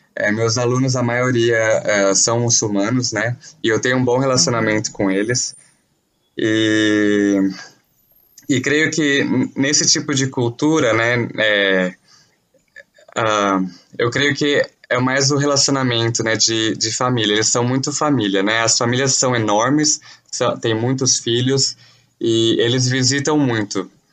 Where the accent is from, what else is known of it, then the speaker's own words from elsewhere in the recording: Campinas, São Paulo, Brazil; moved away as an adult; now in Chad; sou de Campinas, São Paulo